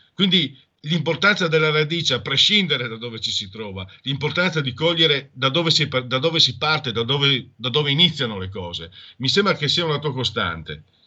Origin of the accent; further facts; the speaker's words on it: Friuli-Venezia Giulia, Italy; io vengo dalla tua stessa ragione